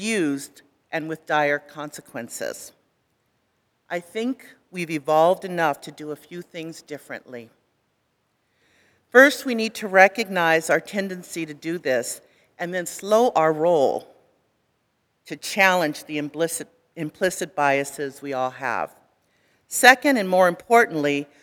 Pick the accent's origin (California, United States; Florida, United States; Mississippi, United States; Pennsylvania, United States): California, United States; I grew up in California.